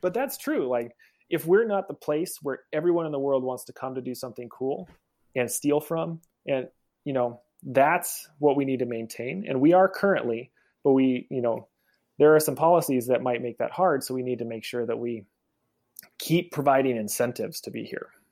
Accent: Oregon, United States; I'm from Oregon

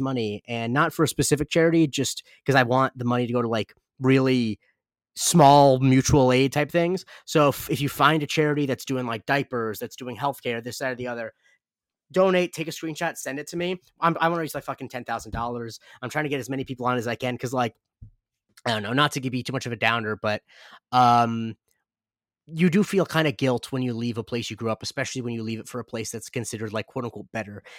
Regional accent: Punta Gorda, Florida, United States; moved away; Punta Gorda is what I consider my hometown. I lived there when I was eight until, uh, sorry, nine until eighteen.

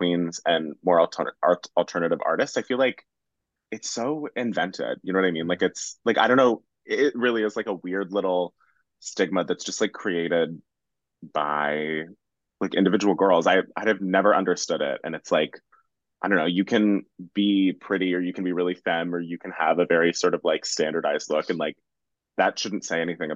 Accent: Bay Area, California, United States; moved away as an adult; now in Brooklyn, United States; I'm originally from the Bay Area. I moved out here

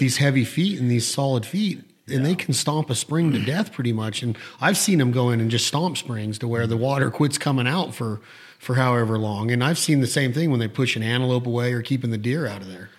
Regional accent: Nevada, United States; growing up in Nevada

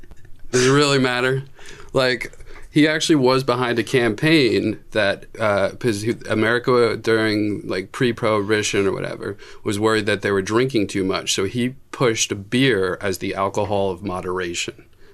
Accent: New Jersey, United States; I'm from South Jersey.

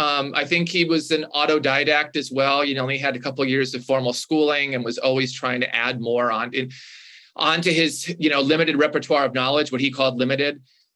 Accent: Minnesota, United States; moved away as an adult; also born or lived in Sichuan, China / Beijing, China; where I grew up in Minnesota.

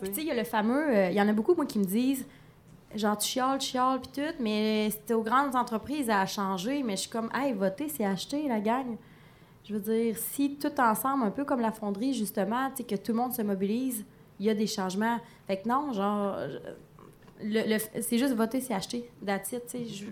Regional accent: Palmarolle, Quebec, Canada; je viens de Palmarol

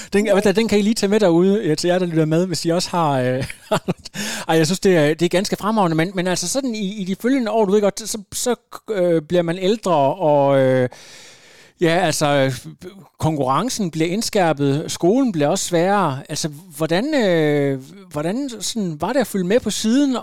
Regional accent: Djursland, Central Denmark Region, Denmark; jeg er faktisk selv øh, også vokset op i noget af det samme område på Djursland, ude ved, ved Rønte

